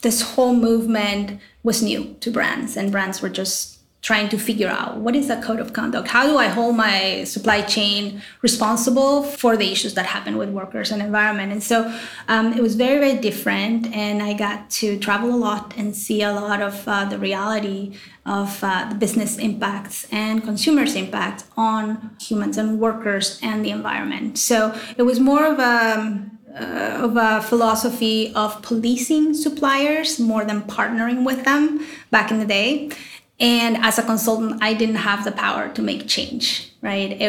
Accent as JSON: {"language": "English", "region": "Lima", "country": "Peru", "tie": "born or raised there", "moved": "as an adult", "lives_now": "United States", "said": "I was born in Lima, Peru. Born and raised, moved to the U.S. For school."}